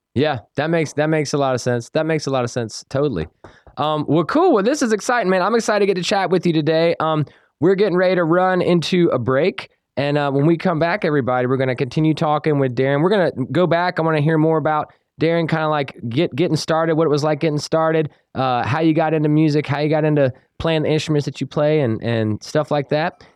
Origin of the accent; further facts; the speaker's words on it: Salisbury, North Carolina, United States; accent: country; I grew up in Salisbury